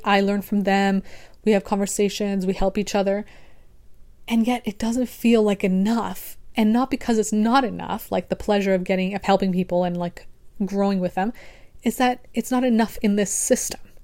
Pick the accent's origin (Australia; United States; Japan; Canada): Canada; I'm also Canadian